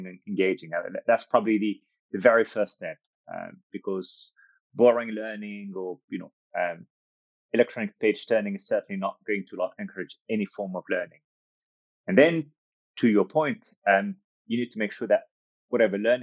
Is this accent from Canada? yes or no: no; France; moved away as an adult; also born or lived in United States / Australia / Africa; now in United Kingdom; My background is North African, but I was born and raised in France and lived in the US, lived in Australia, lived in Africa, lived in the UK where I'm currently based.